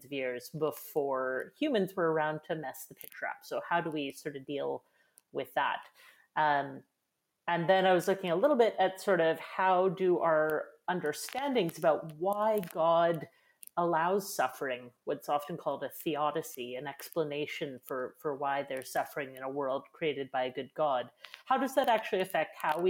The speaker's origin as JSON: {"language": "English", "town": "Edmonton", "region": "Alberta", "country": "Canada", "said": "I'm from Edmonton."}